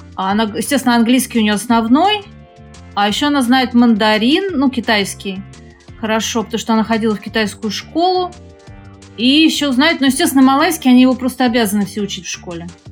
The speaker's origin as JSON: {"language": "Russian", "region": "Moscow", "country": "Russia", "moved": "as an adult", "lives_now": "Malaysia", "said": "Я вообще из Москвы"}